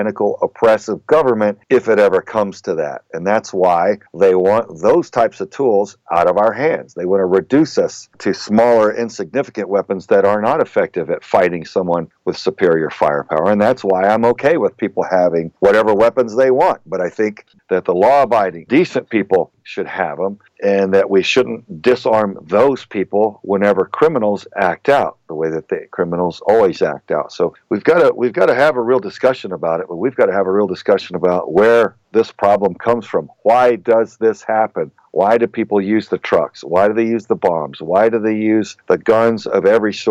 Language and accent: English; Southern Texas, United States; I grew up in Southern Texas